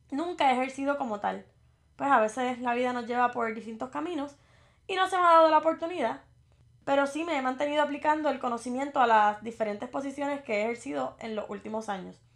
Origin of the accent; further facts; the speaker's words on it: Morovis, Puerto Rico; now in Virginia, United States; tengo 28 años. Soy del pueblo de Morovis y resido en el estado de Virginia.